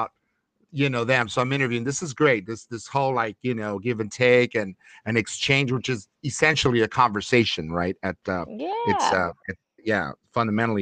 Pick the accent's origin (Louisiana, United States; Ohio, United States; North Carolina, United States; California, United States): California, United States; Los Angeles; my stomping grounds back when I grew up in Lincoln Heights by Dodger Stadium